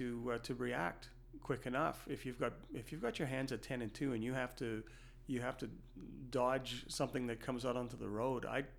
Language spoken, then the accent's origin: English; Canada; And being Canadian